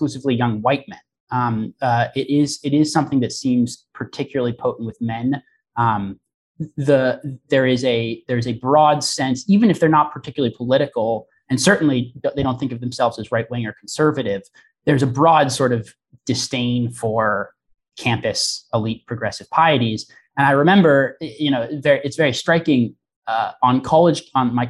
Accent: Portland, Oregon, United States; I am from Portland, Oregon

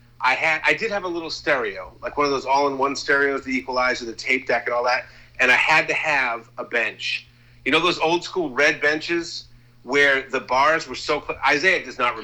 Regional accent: Salem, Massachusetts, United States; I'm from Salem, Mass

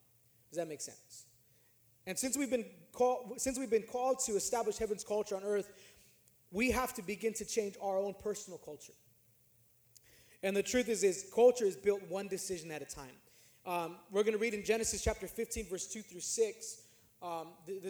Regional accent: California, United States; I'm from California, and my neighborhood that I was living in was not a nice neighborhood.

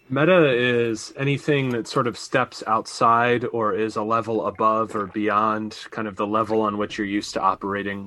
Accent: Pittsburgh, Pennsylvania, United States; I was born in Pittsburgh

